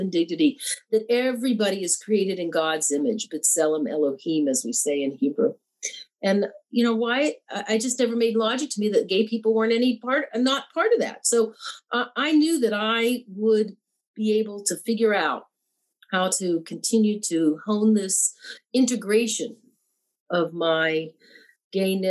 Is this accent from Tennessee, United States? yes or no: yes; Memphis, Tennessee, United States; I grew up in Memphis, Tennessee